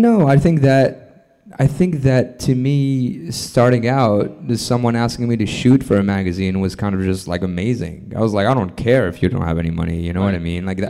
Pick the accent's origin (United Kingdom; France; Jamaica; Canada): France; moved away as an adult; also born or lived in Lebanon / New York City; I moved to France uh, and grew up in France from two years two years old on to um, about until I was about 25. Um, and after that, I moved to New York City.